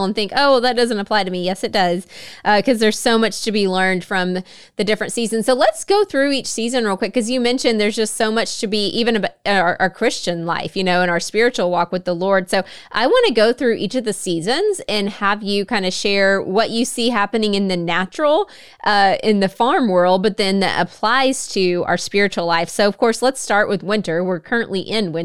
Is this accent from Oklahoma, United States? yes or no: yes; Northeast Oklahoma, United States; I grew up in Northeast Oklahoma.